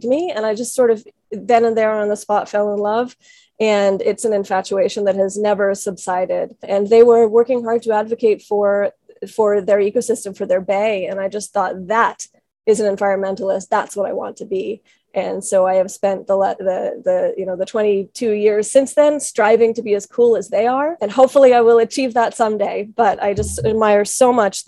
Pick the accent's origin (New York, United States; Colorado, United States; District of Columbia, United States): District of Columbia, United States; Washington; moved away as an adult; also born or lived in Chile; I grew up in Washington, D.C.